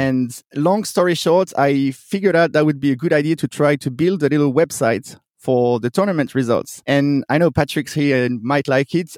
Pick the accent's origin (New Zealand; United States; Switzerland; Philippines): Switzerland; moved away as an adult; also born or lived in Sydney, Australia; I'm originally from Switzerland